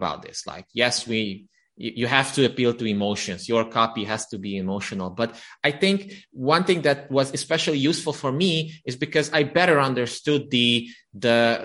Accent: Romania; English is a second language; moved away as an adult; now in Budapest, Hungary; now I live in Budapest, Hungary, but I was born and raised in Romania

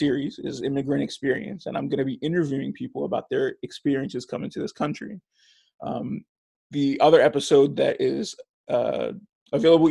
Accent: Hawthorne, California, United States; I was born and raised in Hawthorne, California

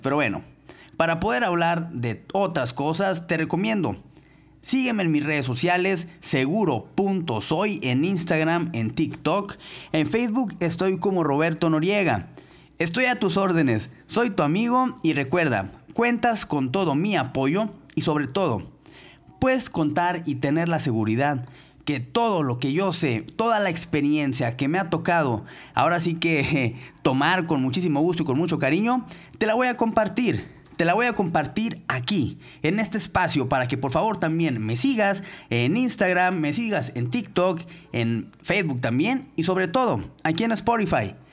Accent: Mexico; todos los que somos mexicanos

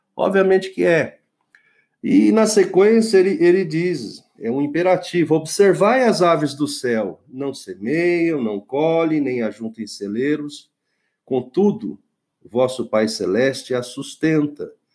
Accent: Brazil; eu só, só vivi no Brasil, nasci no Brasil

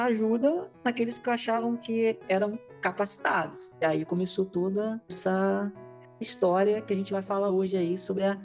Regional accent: south of Espírito Santo, Brazil; eu tenho 38 anos, estou completando 39 agora mês que vem. E eu não sou de Angra dos Reis, eu sou do sul do Espírito Santo. Meus pais eram produtores de café.

